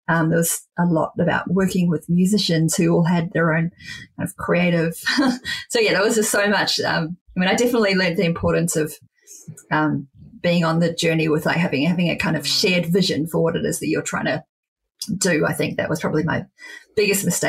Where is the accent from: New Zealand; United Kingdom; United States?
New Zealand; Wellington; my hometown of Wellington